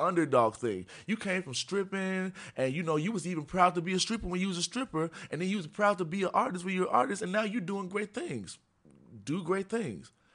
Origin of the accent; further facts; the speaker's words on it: Memphis, Tennessee, United States; moved away as an adult; now in Chicago, United States; I'm from Tennessee. I grew up in Memphis